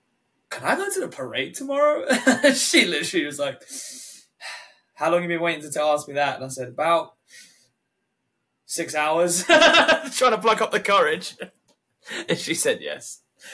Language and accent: English; United Kingdom; I'm a Brit